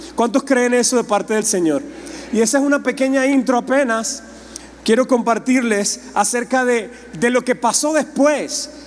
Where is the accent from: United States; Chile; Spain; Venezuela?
Venezuela; Yo vengo de Venezuela